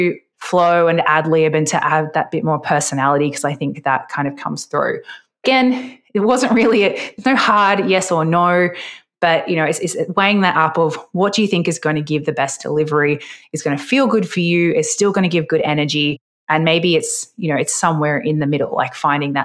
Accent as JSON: {"language": "English", "country": "Australia", "said": "I'm Australian"}